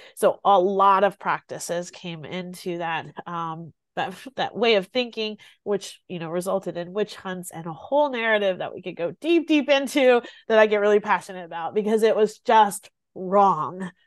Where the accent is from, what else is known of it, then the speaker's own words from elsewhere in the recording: Greenwood, South Carolina, United States; i grew up here in South Carolina, and I grew up here in a very small town in South Carolina